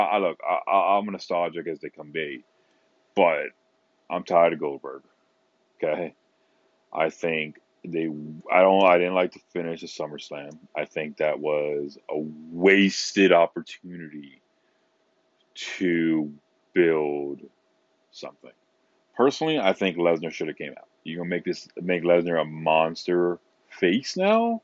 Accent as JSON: {"language": "English", "town": "Philadelphia", "region": "Pennsylvania", "country": "United States", "said": "I'm from Philadelphia"}